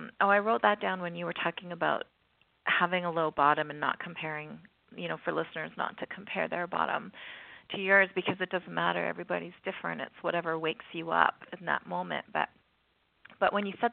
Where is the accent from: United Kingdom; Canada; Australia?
Canada; I'm a Canadian country girl here